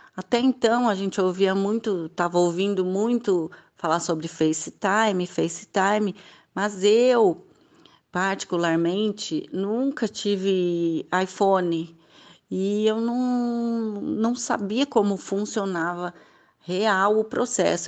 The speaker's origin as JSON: {"language": "Portuguese", "town": "Mogi das Cruzes", "region": "São Paulo", "country": "Brazil", "said": "sou de Mogi das Cruzes, São Paulo"}